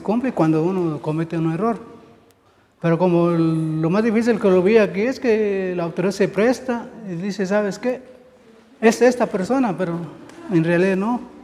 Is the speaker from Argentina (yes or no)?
no; United States; moved away as an adult; now in Guatemala; yo vengo de los Estados Unidos, yo crecí allá